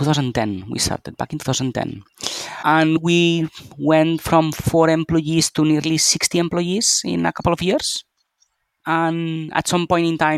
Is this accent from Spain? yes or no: yes; Barcelona, Catalonia, Spain; also born or lived in Pittsburgh / Philadelphia / London; I'm a Spanish citizen. I was born and raised here in Barcelona